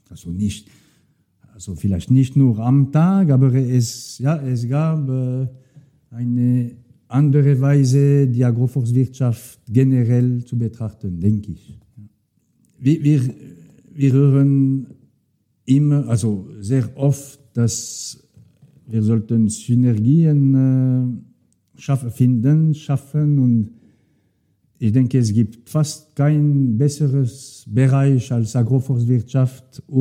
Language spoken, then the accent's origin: German; Neuchâtel, Switzerland; German is a second language; ich komme aus Neuchâtel und ich habe, also die, die Bauern dort haben gerne äh, ihre Waldweiden, aber wenn möglich ohne zu viele Bäume.